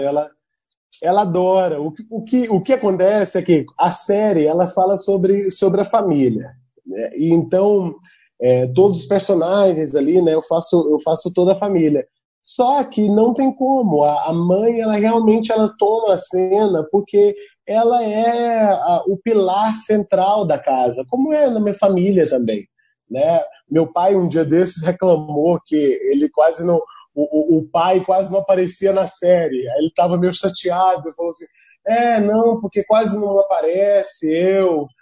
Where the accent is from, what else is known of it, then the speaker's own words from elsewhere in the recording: Tocantins, Brazil; also born or lived in Trindade, Goiás; Eu, eu nasci em Trindade, eu, eu, mas eu me considero tocantinense. Eu digo que eu sou tão tocantinense que vim de Goiás, como o próprio estado.